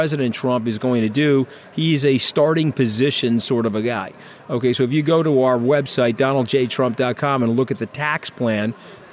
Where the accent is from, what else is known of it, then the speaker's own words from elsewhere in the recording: New York, United States; I'm a New Yorker